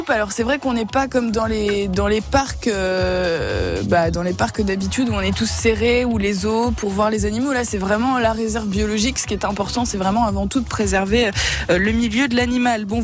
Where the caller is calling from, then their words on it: Cagnes-sur-Mer, Provence-Alpes-Côte d'Azur, France; also born or lived in Vence; je suis de Cagnes, plus de Vence.